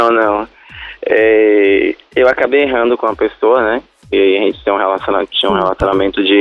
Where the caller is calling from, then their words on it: Feira de Santana, Bahia, Brazil; Feira de Santana, Bahia.